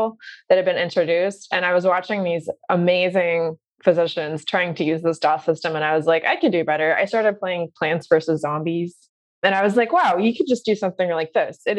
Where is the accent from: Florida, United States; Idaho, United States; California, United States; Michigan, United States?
Idaho, United States; central; moved away as an adult; also born or lived in Kelowna, Canada; I grew up off the grid in central Idaho.